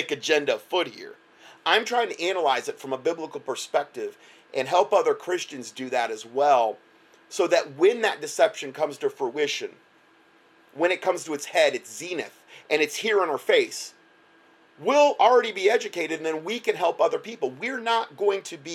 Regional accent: United States; moved away; in my hometown, there was like 140 chiropractors in Lee County

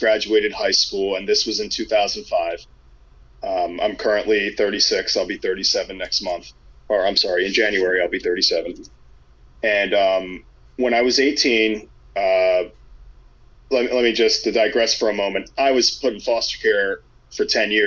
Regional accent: Kandahar, Afghanistan; moved away; I'm from Kandahar.

